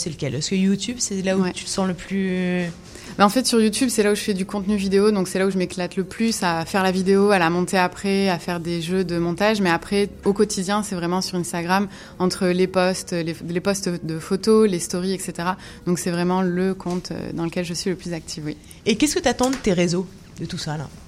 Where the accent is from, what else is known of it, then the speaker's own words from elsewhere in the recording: Montreal, Quebec, Canada; born there; moi j'ai la double nationalité parce que je suis née euh, à Montréal et j'ai fait un retour euh, à Montréal il y a 8 ans déjà.